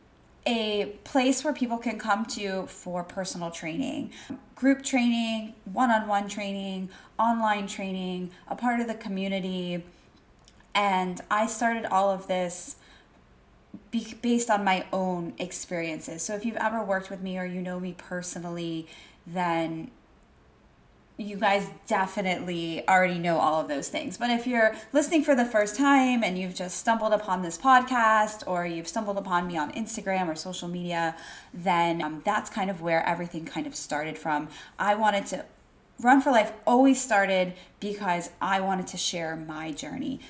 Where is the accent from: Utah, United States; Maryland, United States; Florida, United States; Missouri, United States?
Florida, United States; Wellington; moved away as an adult; now in Washington, D.C., United States; I grew up in South Florida, Wellington, Florida